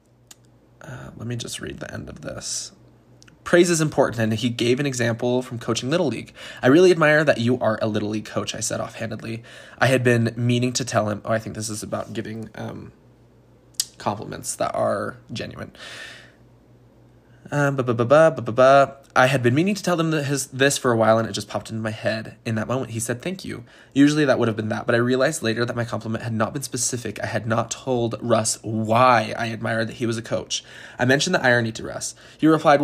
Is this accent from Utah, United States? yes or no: yes; Utah, United States; I'm from Utah, a state in the United States